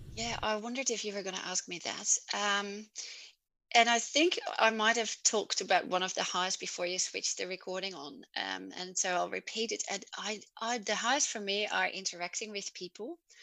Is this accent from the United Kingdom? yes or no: no; Netherlands; English is a second language; moved away as an adult; now in Albany, Australia; I'm from the Netherlands originally, which you can maybe pick up from my yeah. accent.